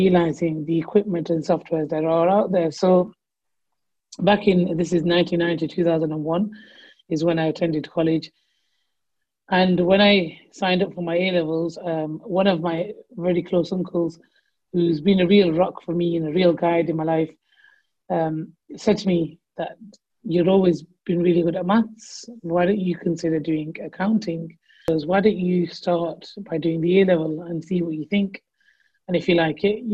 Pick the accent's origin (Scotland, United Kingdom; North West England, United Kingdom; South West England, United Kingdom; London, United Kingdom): North West England, United Kingdom; Blackburn; I'm from Blackburn